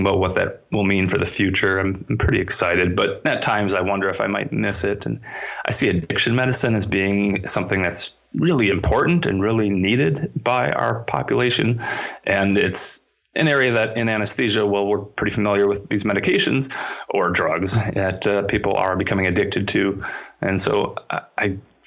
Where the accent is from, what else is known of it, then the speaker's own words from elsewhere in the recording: Minnesota, United States; my home state public institution, the University of Minnesota